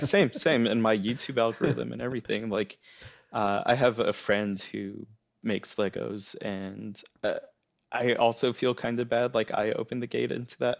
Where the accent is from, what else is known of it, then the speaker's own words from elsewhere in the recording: El Paso, Texas, United States; growing up in El Paso